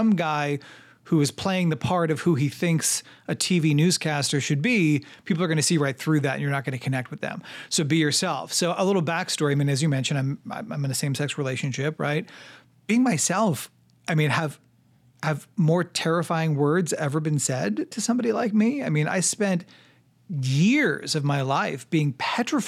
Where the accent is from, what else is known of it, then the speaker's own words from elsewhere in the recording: New York, United States; moved away as an adult; also born or lived in Missouri; I'm from New York, so every, you know, the addresses are different where I'm from